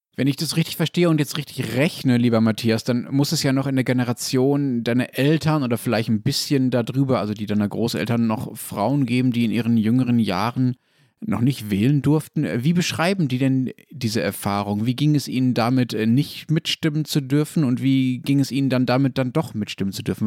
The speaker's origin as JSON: {"language": "German", "country": "Germany", "said": "bei uns in Deutschland"}